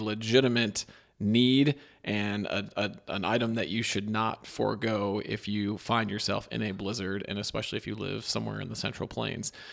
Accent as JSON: {"language": "English", "region": "Midwest", "country": "United States", "said": "am I from the Midwest"}